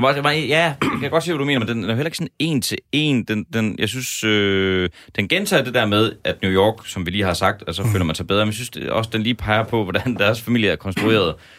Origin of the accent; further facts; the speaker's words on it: Horsens, Central Denmark Region, Denmark; i min hjemby Horsens